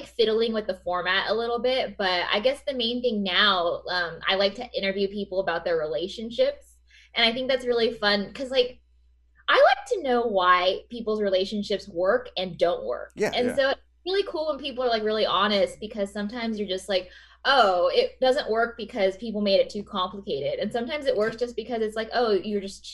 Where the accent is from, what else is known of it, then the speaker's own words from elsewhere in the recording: Coffeyville, Kansas, United States; also born or lived in Wichita, Kansas; now in Los Angeles, United States; I'm from this town called Coffeyville, Kansas